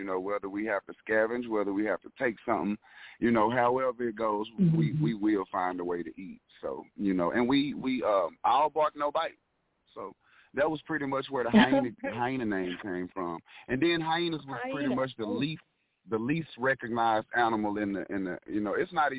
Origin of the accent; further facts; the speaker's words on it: Dallas, Texas, United States; Absolutely. I am a Dallas native. I bleed blue and silver.